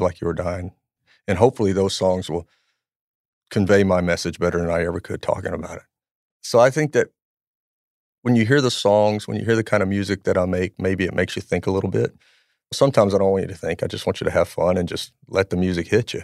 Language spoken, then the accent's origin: English; Louisiana, United States; I grew up in Louisiana